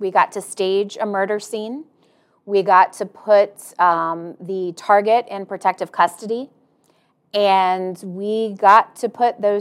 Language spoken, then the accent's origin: English; Tampa, Florida, United States; moved away as an adult; now in Jacksonville, United States; I'm originally, from third grade on, I'm from Tampa. Grew up there until I left to go to Florida State.